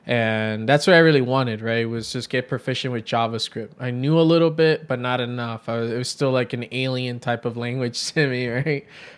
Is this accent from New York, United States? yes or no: yes; New York City, New York, United States; So during my time growing up in New York City, as a kid, I was always very creative, drawing on paper, then got into graphic design